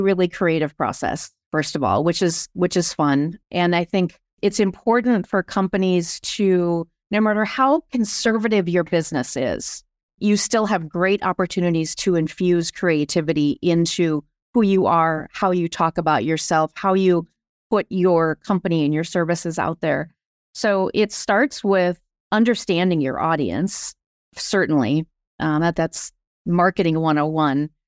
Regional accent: Sioux Falls, South Dakota, United States; moved away as an adult; now in Minneapolis, United States; I grew up in Sioux Falls, South Dakota, and have been, though, in Minneapolis for thirty years

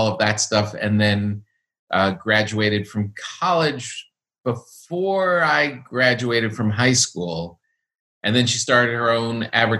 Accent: Park Ridge, New Jersey, United States; also born or lived in Passaic, New Jersey; I grew up in Park Ridge and Woodcliff Lake, which border Montvale.

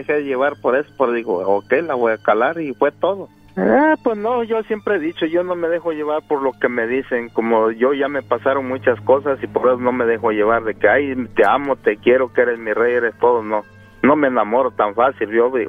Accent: Guerrero, Mexico; De Guerrero.

